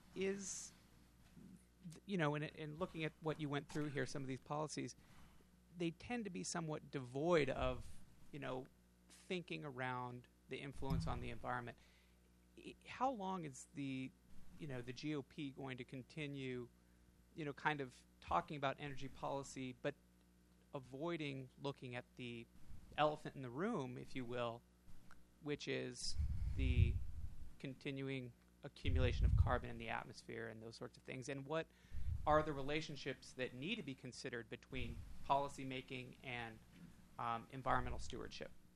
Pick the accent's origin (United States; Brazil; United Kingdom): United States; Wyoming; I'm from Wyoming